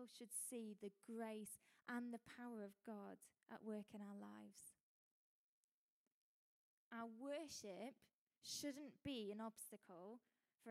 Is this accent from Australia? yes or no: no; United Kingdom; as British people we